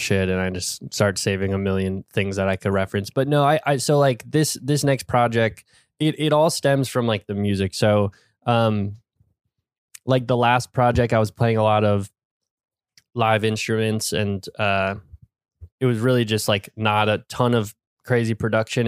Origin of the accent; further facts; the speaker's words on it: Warwick, New York, United States; I grew up in Warwick, New York, which is a pretty, like, rural area in upstate New York